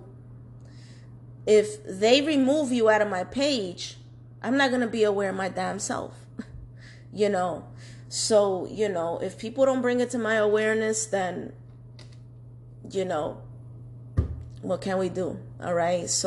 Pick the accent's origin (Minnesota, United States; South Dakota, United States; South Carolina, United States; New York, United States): New York, United States; New York City; I was born and raised in New York City, Manhattan, okay? You know, Washington Heights / Inwood